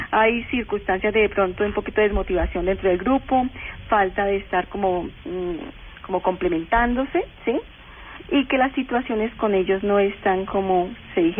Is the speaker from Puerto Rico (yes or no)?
no; Colombia; obviamente como colombianos tenemos que hacerle mucha fuerza a Colombia